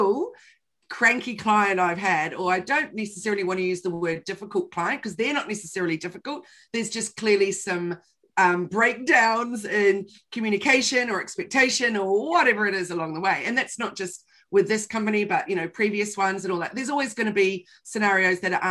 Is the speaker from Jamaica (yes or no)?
no; New Zealand; I'm from New Zealand